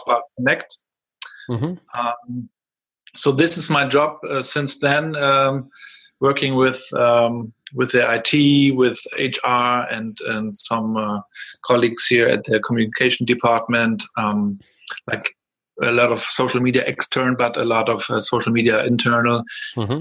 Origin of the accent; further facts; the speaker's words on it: Rostock, Mecklenburg-Vorpommern, Germany; English is a second language; I'm from Rostock here. Um, was raised here uh, at the Baltic Sea.